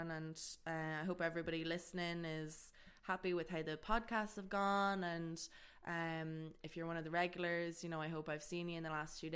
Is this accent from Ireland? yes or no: yes; Blackrock, Ireland; I'm from Blackrock, so I grew up around here